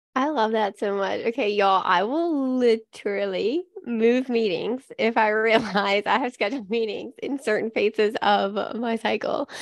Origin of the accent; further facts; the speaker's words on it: Mississippi, United States; I, I grew up in Mississippi